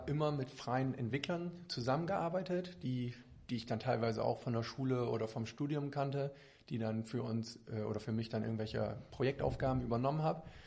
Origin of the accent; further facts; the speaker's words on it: Lemwerder, Lower Saxony, Germany; moved away as an adult; now in Bremen, Germany; ich bin äh, gebürtig, komme ich aus Lemwerder